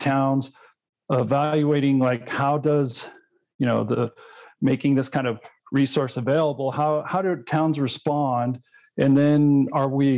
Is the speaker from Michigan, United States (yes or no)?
no; Colorado, United States; my home state of Colorado